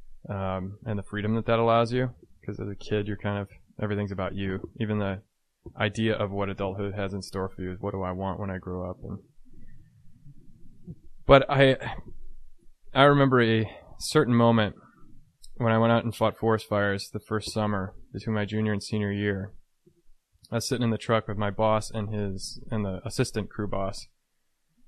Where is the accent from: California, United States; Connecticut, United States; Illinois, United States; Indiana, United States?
Illinois, United States; Chicago suburbs; I was from the Chicago suburbs.